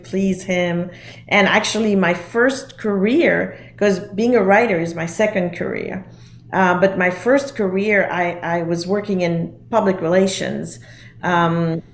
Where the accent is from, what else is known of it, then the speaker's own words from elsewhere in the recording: Geneva, Switzerland; I grew up in Geneva in Switzerland